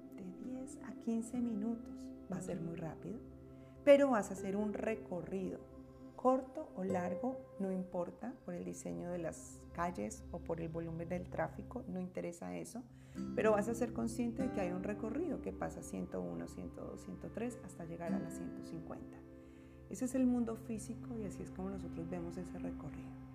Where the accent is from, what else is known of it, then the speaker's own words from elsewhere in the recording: Bogotá, Colombia; now in United States; Bogotá, mi ciudad natal